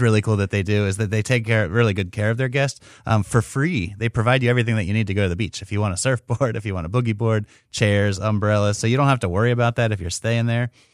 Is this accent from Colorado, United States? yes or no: no; near Washington D.C., District of Columbia, United States; moved away; I grew up near Washington D.C. and, and I I saw those things as a kid growing up